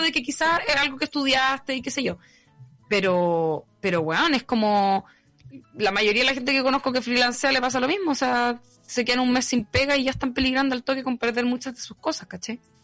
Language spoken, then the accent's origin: Spanish; Rancagua, O'Higgins, Chile; now in Santiago, Chile; yo soy de Rancagua, que queda al lado